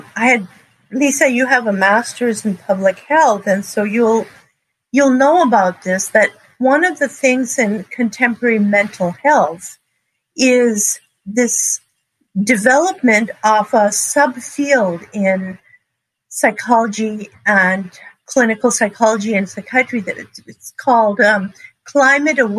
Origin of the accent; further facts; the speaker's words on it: Montreal, Quebec, Canada; moved away; also born or lived in San Bernardino County, California; I grew up in Montreal, Canada, and surrounded by forests.